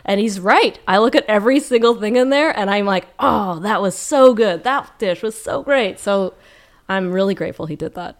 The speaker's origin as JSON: {"language": "English", "town": "Calgary", "region": "Alberta", "country": "Canada", "tie": "born or raised there", "moved": "yes", "lives_now": "Vancouver, Canada", "said": "I grew up in Calgary"}